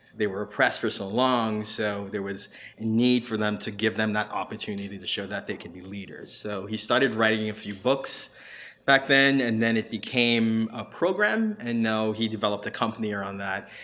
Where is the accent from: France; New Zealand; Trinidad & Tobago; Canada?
Trinidad & Tobago; also born or lived in Miami; now in Hilton Head, United States; originally from Trinidad